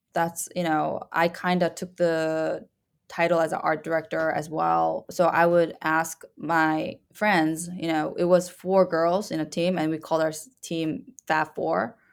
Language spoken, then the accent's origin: English; Canada; moved away as an adult; I'm Canadian